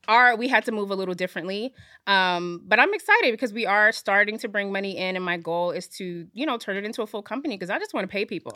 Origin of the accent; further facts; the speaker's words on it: Fayetteville, North Carolina, United States; now in New York, United States; I was actually born in New York. I grew up in North Carolina